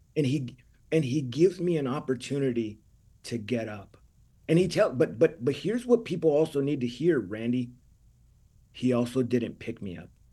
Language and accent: English; California, United States; I'm Mexican from California